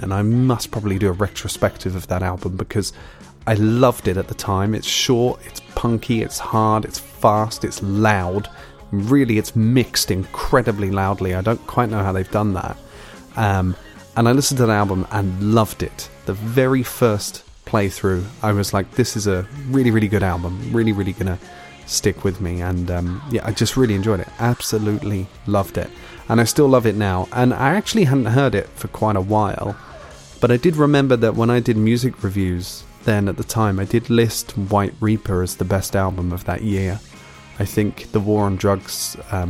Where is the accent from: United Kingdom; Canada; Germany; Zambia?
United Kingdom; I am British.